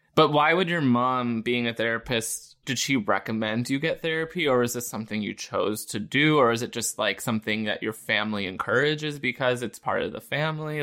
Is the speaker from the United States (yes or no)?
yes; Pennsylvania, United States; I'm from Pennsylvania